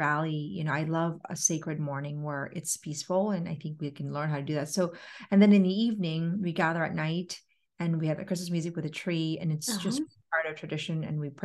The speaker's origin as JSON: {"language": "English", "country": "Philippines", "said": "I am Filipino"}